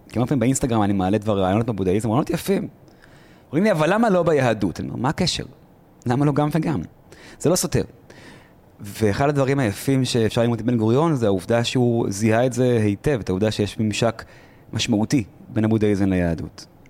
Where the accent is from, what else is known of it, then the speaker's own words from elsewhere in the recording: Israel; אני ישראלי ברמה חבריי, לוחם לשעבר